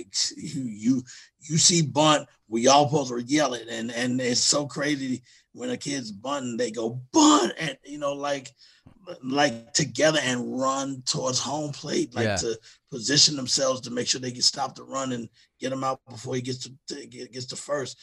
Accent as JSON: {"language": "English", "town": "Houston", "region": "Texas", "country": "United States", "tie": "born or raised there", "moved": "yes", "lives_now": "New York, United States", "said": "I was born in Houston anyway"}